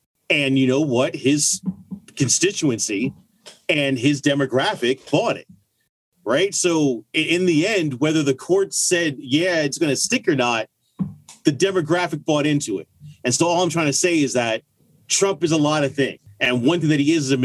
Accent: United States

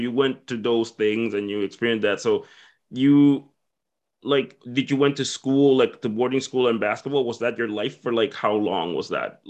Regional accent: Dominican Republic; moved away; I'm originally from the Dominican Republic

